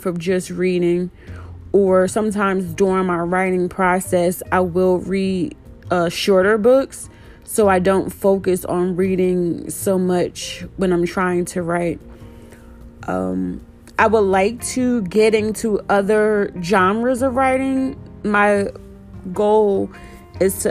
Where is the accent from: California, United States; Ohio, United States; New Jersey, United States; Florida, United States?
New Jersey, United States; Trenton; now in Austin, United States; I was born and raised in Trenton, New Jersey, but I now live in Austin, Texas.